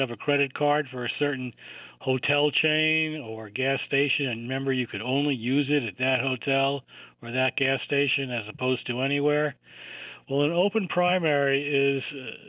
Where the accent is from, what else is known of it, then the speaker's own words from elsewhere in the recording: New Rochelle, New York, United States; I grew up in New Rochelle